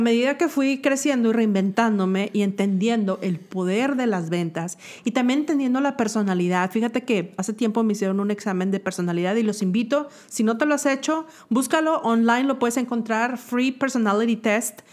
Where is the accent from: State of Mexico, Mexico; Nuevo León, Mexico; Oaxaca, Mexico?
Nuevo León, Mexico; Monterrey; moved away as an adult; now in Atlanta, United States; Soy regio y acabo de llegar